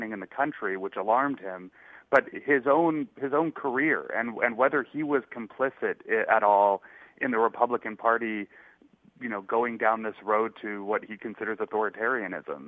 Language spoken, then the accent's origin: English; Massachusetts, United States; I grew up in Massachusetts